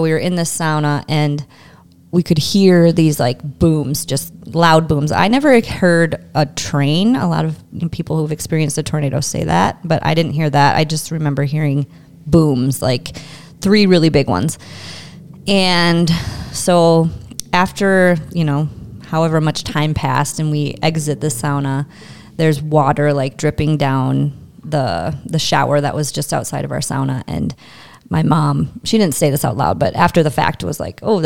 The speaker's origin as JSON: {"language": "English", "town": "St. Peter", "region": "Minnesota", "country": "United States", "tie": "born or raised there", "moved": "as an adult", "said": "So I'm from St. Peter, born and raised. Till I left when I was 18 years old"}